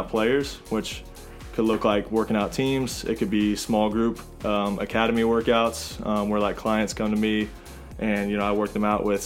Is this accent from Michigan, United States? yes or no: no; Southwest Missouri, United States; moved away as an adult; also born or lived in Denver; I'm originally from Southwest Missouri, and my wife and I just moved back here about a year and a half ago. We were in Denver